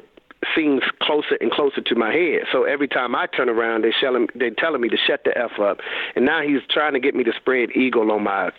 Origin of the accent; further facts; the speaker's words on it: Raleigh, North Carolina, United States; I'm a high school coach at the time in my hometown of Raleigh, North Carolina